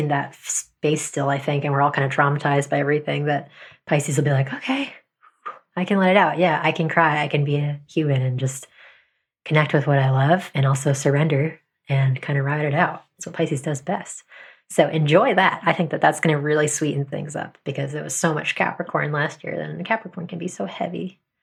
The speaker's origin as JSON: {"language": "English", "region": "New Jersey", "country": "United States", "tie": "born or raised there", "moved": "yes", "lives_now": "New York City, United States", "said": "We grew up in New Jersey"}